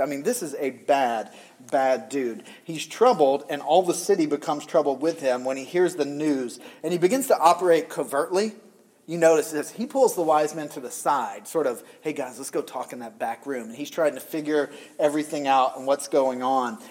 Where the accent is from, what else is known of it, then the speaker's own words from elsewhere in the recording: the South, United States; moved away; we're originally from the South